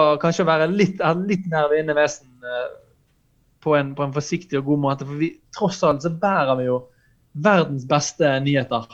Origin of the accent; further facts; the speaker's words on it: Norway; vi kristne i Norge i dag